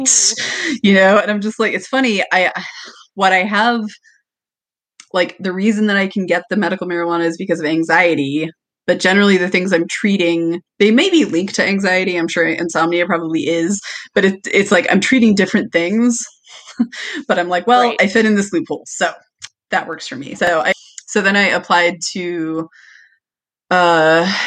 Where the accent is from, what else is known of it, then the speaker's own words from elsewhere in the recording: Washington, United States; moved away; I'm originally from Washington